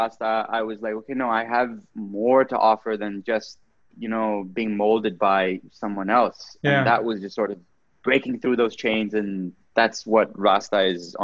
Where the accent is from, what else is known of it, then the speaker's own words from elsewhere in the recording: Pakistan; moved away as an adult; also born or lived in Canada; So growing up in Pakistan was very interesting for me. But what I did realize was that when I left Pakistan for university